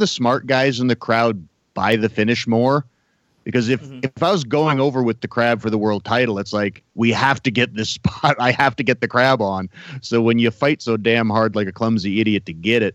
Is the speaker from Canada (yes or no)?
yes; Canada; I'm supposed to be a guy really proud of being a Canadian